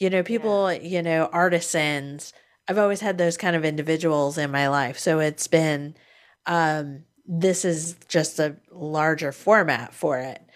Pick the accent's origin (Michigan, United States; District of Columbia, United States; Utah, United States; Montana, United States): District of Columbia, United States; Washington; now in Florida, United States; And I grew up in the Northeast around Washington, D.C. area. And so prior to moving to Florida